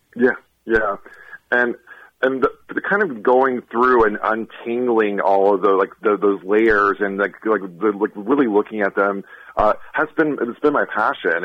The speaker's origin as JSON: {"language": "English", "region": "Florida", "country": "United States", "also_born_or_lived": "Boston", "moved": "as an adult", "said": "I'm originally from Florida"}